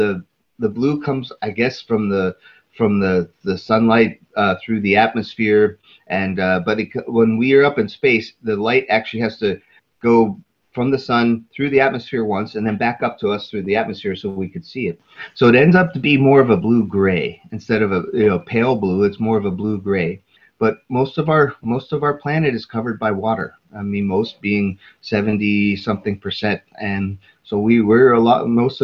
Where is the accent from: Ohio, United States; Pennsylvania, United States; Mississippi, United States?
Pennsylvania, United States; Pittsburgh; my hometown, and it was at night, and so I couldn't see my parents' house, but I could tell where they, you know, because we live along a river in the state of Pennsylvania, the city of Pittsburgh